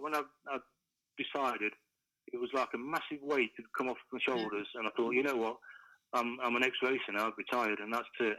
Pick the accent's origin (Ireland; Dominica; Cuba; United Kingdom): United Kingdom; Kimberley, East Midlands; a kid from from Kimberley